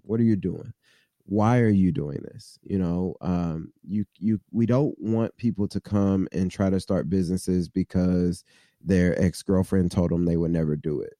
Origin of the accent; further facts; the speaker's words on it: Midwest, United States; now in Cincinnati, United States; somebody who was born and raised in the Midwest